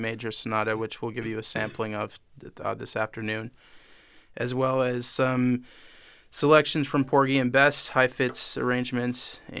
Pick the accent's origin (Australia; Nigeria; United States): United States; upstate New York; also born or lived in Boston; now in New York City, United States; And I'm living in New York City at the moment, but originally from upstate New York.